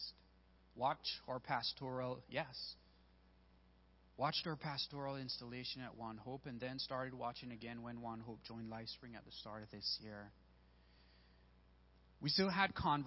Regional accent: Belize; moved away; I'm originally from Belize

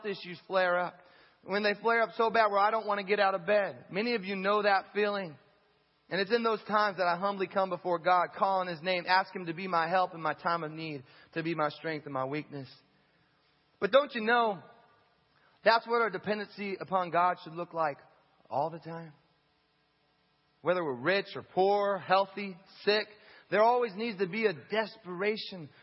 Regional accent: United States; as an American who has a house and who eats six times a day

